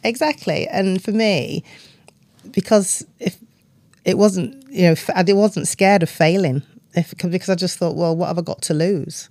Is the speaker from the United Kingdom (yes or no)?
yes; Doncaster, Yorkshire and the Humber, United Kingdom; moved away; growing up in Doncaster in the nineteen seventies